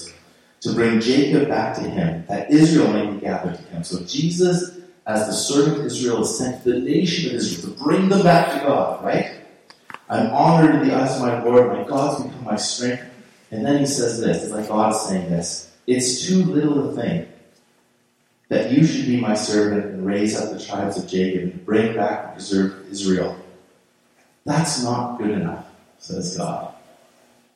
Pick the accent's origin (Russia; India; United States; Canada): Canada; I'm just Canadian